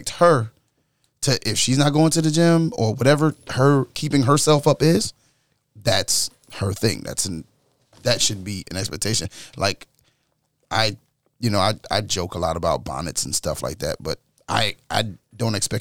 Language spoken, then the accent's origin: English; New York, United States; growing up in New York